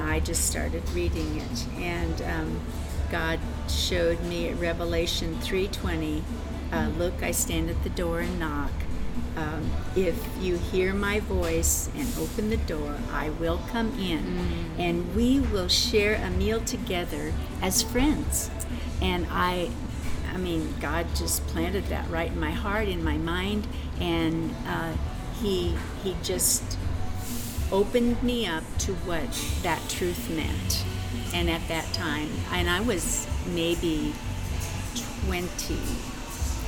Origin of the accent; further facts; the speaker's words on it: Kearney, United States; I'm born and raised in Kearney